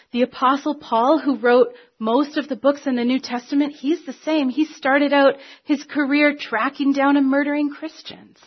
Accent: Canada; we're Canadian

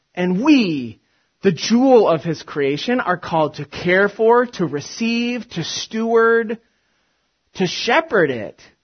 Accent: Big Ten football country, Midwest, United States; moved away; I grew up in the States and in uh, Big Ten football country

